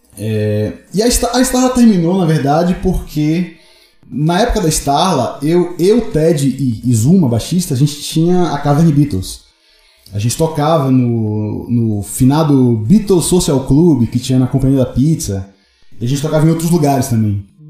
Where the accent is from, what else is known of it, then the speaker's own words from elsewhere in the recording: Salvador, Bahia, Brazil; now in São Paulo, Brazil; Salvador é meu quintal, né? É onde eu cresci no rock lá